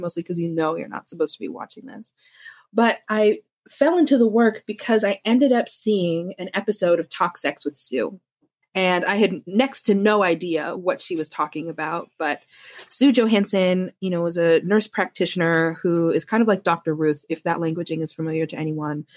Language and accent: English; Canada; I'm Canadian.